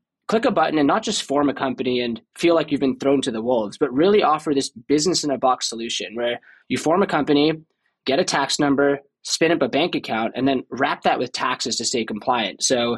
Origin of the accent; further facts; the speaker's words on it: Boston, Massachusetts, United States; moved away as an adult; I grew up in Boston. Don't have a Boston accent too, as you can tell. Grew up there until I was 18.